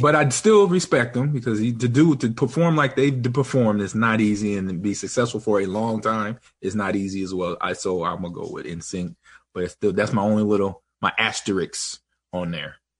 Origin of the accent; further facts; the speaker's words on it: Los Angeles, California, United States; I grew up in Los Angeles